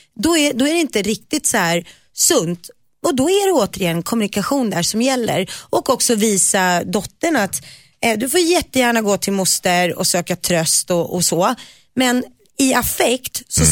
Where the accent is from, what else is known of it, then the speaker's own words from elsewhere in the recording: Nacka, Stockholm County, Sweden; ute i Nacka där jag växte upp